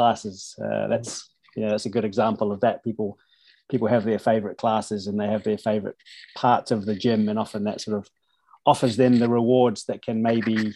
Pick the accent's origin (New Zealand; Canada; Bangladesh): New Zealand; now in Norway; I grew up in New Zealand, so it's rugby, soccer, cricket